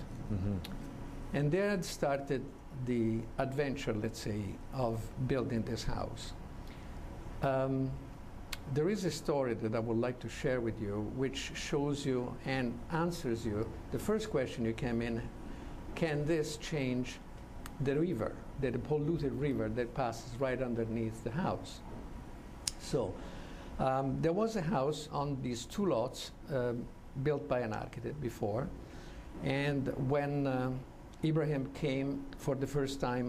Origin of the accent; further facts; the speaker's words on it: Florence, Tuscany, Italy; I'm an architect from Florence from 44 years now